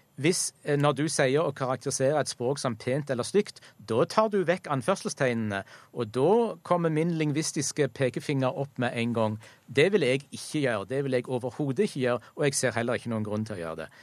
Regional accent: Egersund, Rogaland, Norway; heimbyen min, Egersund

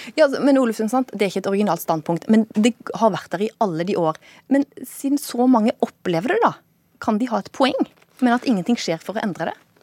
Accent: Volda, Møre og Romsdal, Norway; jeg vokste opp i Volda

